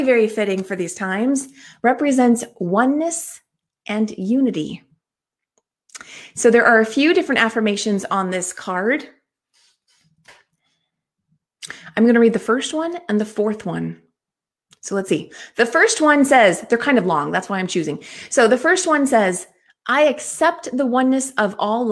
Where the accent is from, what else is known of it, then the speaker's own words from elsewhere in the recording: California, United States; also born or lived in Oklahoma; I'm from California, but lived in Oklahoma for a few years as a kid and then came back